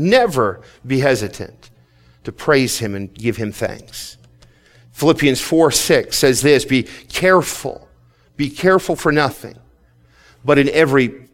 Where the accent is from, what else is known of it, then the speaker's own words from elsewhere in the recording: United States; as an American